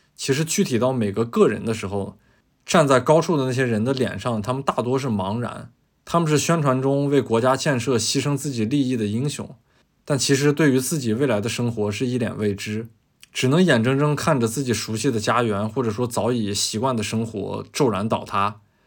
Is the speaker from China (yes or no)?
yes; northern China, China; 我是一个北方人